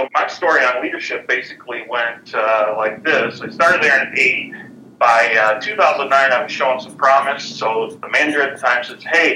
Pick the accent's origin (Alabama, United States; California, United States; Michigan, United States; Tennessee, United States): Michigan, United States; Dimondale; Born and raised in Diamonddale, went to Hull High School